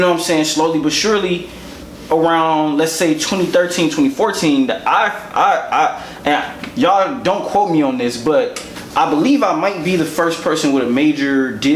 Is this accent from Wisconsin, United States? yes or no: yes; Milwaukee, Wisconsin, United States; moved away as an adult; also born or lived in Memphis; I grew up in Milwaukee. It wasn't like I was from somewhere else, moved to Milwaukee and, did my thing. Like I was born and raised in Milwaukee, grew up on the north side, on Villard, to be exact.